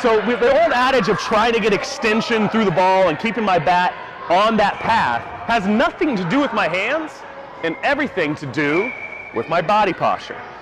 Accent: Southern Illinois, United States; I grew up in Southern Illinois

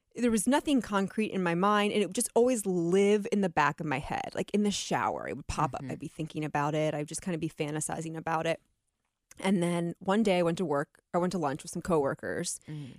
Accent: Atlantic City, New Jersey, United States; I was born in Atlantic City

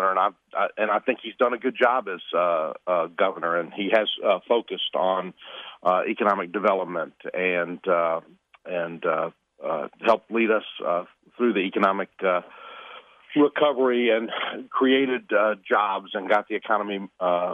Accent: Atlanta, Georgia, United States; I grew up here in Atlanta, went to public schools in DeKalb County, graduated from the University of Georgia

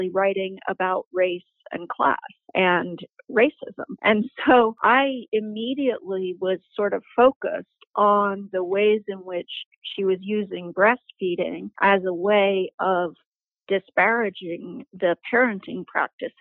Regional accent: New York, United States; now in Canada; I'm from New York

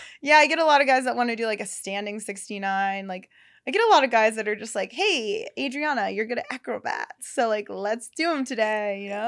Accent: Pennsylvania, United States; now in Los Angeles, United States; I'm from Pennsylvania

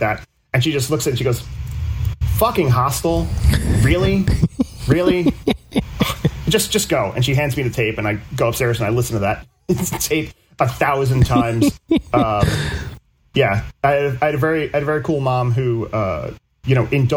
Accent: New Jersey, United States; I'm from New Jersey

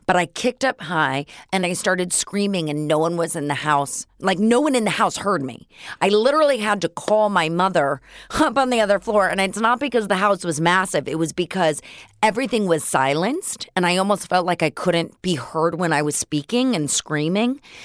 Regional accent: Los Angeles, California, United States; also born or lived in San Francisco Bay Area; I grew up on Laurel Canyon in Mulholland

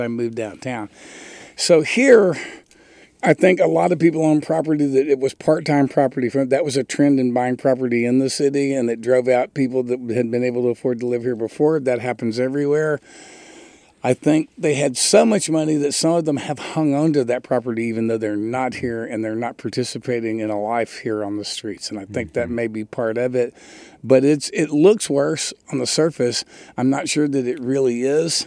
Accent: Texas, United States; moved away as an adult; also born or lived in Nashville; I grew up in Texas

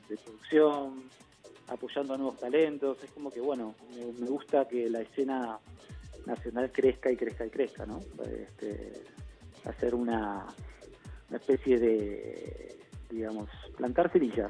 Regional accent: Argentina; yo era argentino

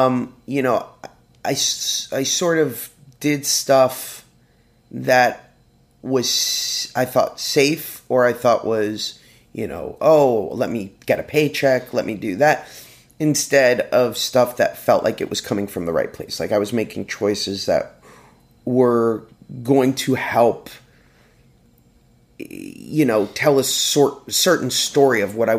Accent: Cleveland, Ohio, United States; I'm from Cleveland.

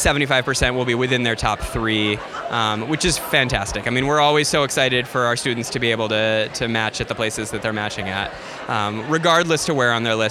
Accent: Chicago, Illinois, United States; I'm from Chicago

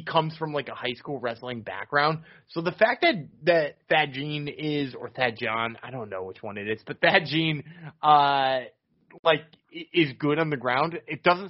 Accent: Massachusetts, United States; we're from Massachusetts

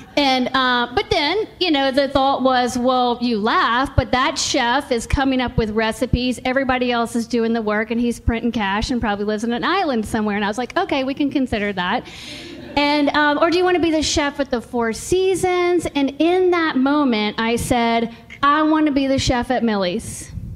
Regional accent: Richmond, Virginia, United States; I was born and raised in Richmond, Virginia, and I love Richmond, Virginia.

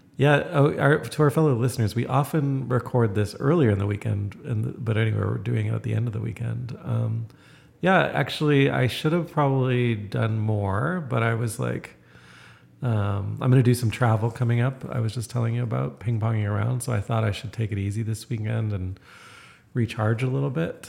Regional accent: Toronto, Ontario, Canada; moved away; I come from Toronto

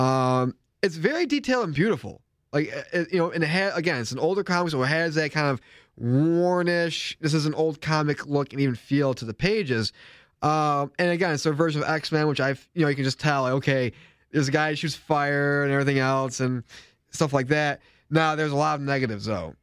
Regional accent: New York, United States; being a New Yorker like me

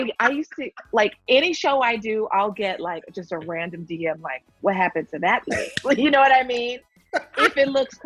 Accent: Kansas City, United States; moved away as an adult; also born or lived in Bloomington, Illinois; I grew up in Kansas City.

